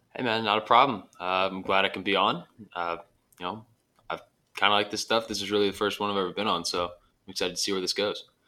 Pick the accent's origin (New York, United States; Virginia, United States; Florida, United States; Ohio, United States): Virginia, United States; Dulles; moved away as an adult; now in Southern California, United States; my hometown, Dulles, Virginia